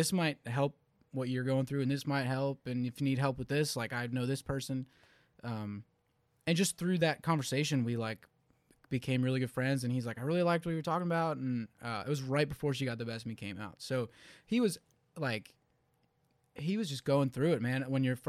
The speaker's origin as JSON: {"language": "English", "town": "Philadelphia", "region": "Pennsylvania", "country": "United States", "said": "I'm from Philly, I don't know anyone here"}